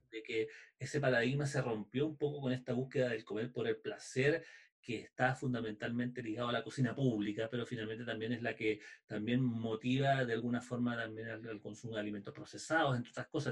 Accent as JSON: {"language": "Spanish", "country": "Chile", "said": "nosotros como cultura chilena"}